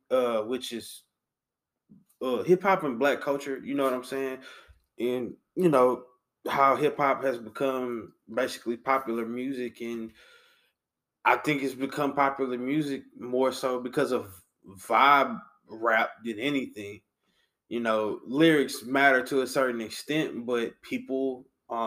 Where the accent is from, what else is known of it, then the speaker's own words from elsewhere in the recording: Louisiana, United States; we're from Louisiana